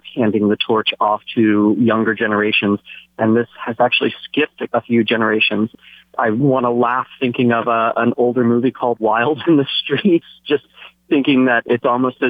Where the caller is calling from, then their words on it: Big Island, Hawaii, United States; I'm calling from the Big Island.